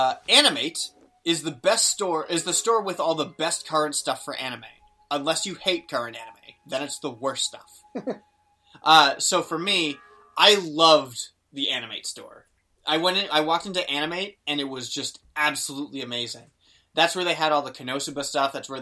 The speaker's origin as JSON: {"language": "English", "town": "Boston", "region": "Massachusetts", "country": "United States", "said": "I'm from Boston"}